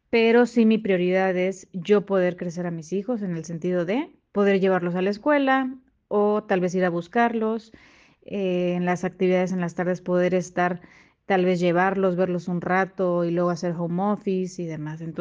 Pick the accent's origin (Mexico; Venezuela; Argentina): Mexico; Quintana Roo; soy de Quintana Roo. Hemos estado en diferentes ciudades por cuestiones laborales de mi marido.